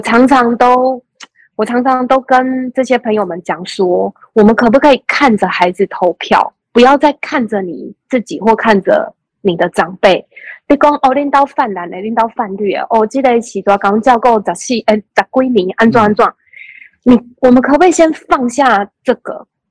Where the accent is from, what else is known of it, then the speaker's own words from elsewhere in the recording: Taiwan; also born or lived in United Kingdom; 你看，我们台湾人觉得